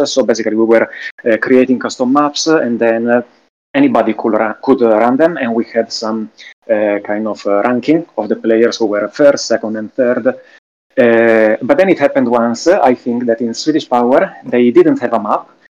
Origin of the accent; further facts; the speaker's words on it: close to Milan, Lombardy, Italy; accent: Italian; English is a second language; now in Sweden; Close to Milan, north of Italy.